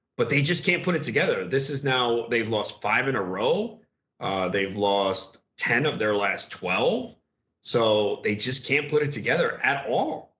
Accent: New York, United States; now in New Jersey, United States; growing up in New York, where it's like Jones Beach, Coney Island, Far Rockaway

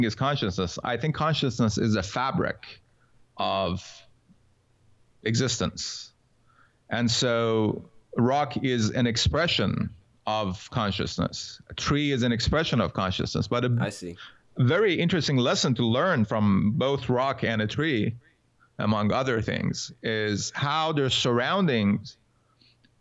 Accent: Iran; I was born in Iran

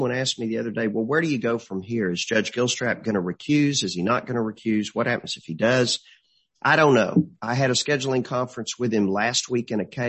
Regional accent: Marshall, Texas, United States; we're from Marshall. Every relative I've ever had in Marshall has been buried out of the funeral home

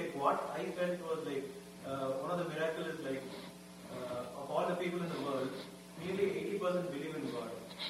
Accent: Puducherry, India; I'm from Pondicherry.

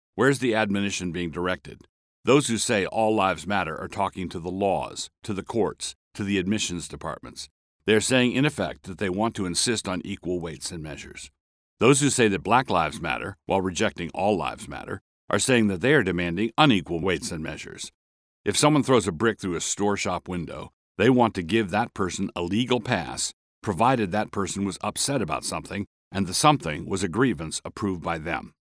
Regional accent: Annapolis, Maryland, United States; I grew up in Annapolis, Maryland, a town with a segregated school system

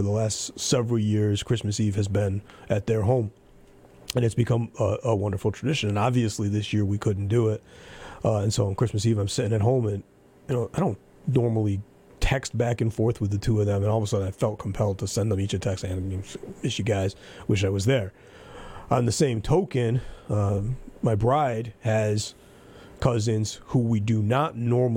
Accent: United States; as an American

